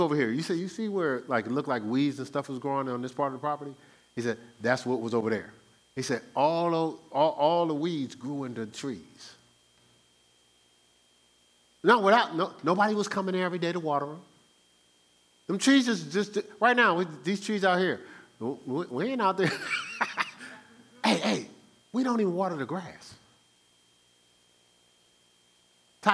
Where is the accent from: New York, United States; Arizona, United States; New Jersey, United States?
New Jersey, United States; I'm from New Jersey, the Garden State